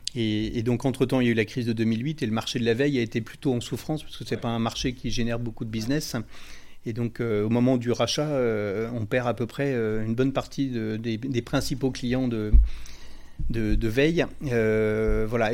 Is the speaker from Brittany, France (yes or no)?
yes; Rennes, Brittany, France; je suis originaire de Rennes